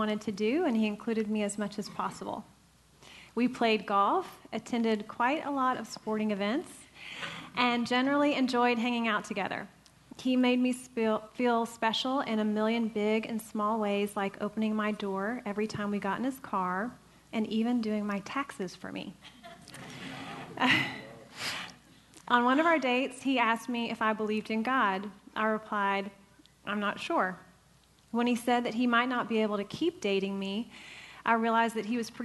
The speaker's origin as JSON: {"language": "English", "region": "Southeast Texas", "country": "United States", "tie": "born or raised there", "said": "I grew up in Southeast Texas in a broken family"}